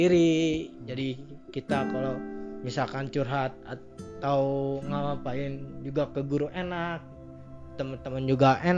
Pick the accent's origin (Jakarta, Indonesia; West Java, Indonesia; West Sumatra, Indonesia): West Java, Indonesia; Bandung; also born or lived in Tasikmalaya; saya lama di Bandung gede di Bandung gitu